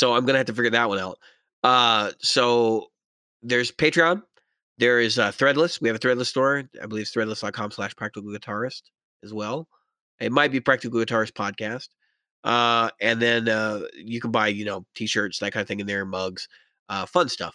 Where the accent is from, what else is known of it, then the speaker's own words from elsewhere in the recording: United States; We're all Americans. I would assume that we're all from the United States.